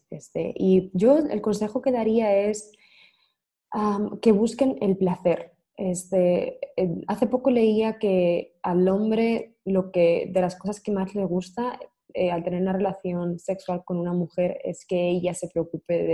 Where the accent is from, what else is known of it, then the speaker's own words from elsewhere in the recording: Spain; now in United States; por el acento podéis ver que soy de España, pero vivo en Estados Unidos.